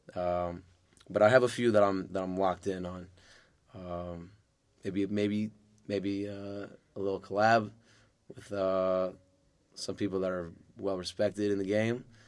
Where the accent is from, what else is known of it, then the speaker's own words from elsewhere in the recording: New York City, New York, United States; also born or lived in Manhasset, New York / Lawrence, New York; I grew up in Far Rockaway. I was born in Manhasset